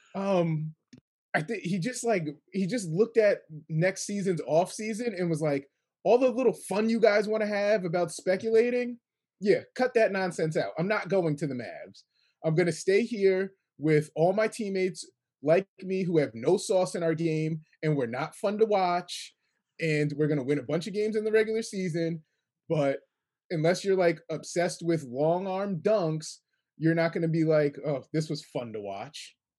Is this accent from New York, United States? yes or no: yes; Kingston, New York, United States; I'm from Kingston, New York.